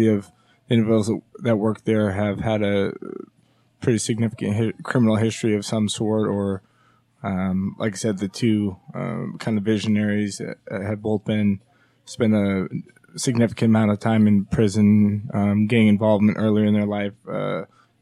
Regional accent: Taylorsville, Utah, United States; I was born in Taylorsville, Utah

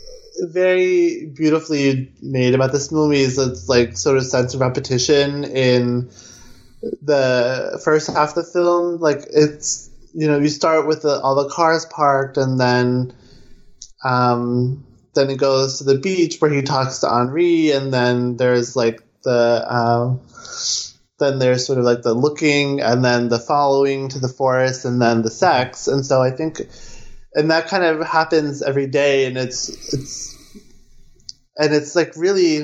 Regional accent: East Coast, United States; I'm from the East Coast

